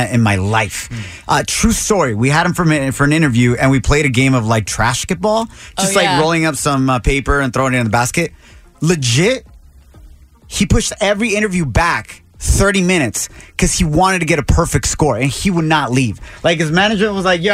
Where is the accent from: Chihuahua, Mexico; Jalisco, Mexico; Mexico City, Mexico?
Jalisco, Mexico; moved away; out of my home state in Mexico by the name of Jalisco, where Guadalajara is